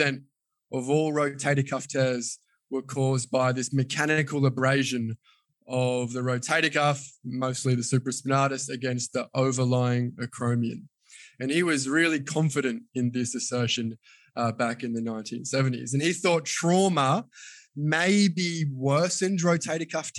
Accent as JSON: {"language": "English", "country": "Australia", "said": "I am a physiotherapist from Australia."}